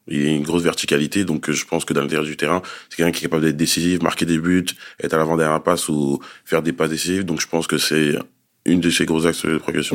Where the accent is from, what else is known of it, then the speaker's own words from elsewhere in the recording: Grigny, Île-de-France, France; Nous, on vient du 91 dans l'Essonne, dans la ville de Grigny, dans le quartier de la Grande Borne. On a toujours grandi là-bas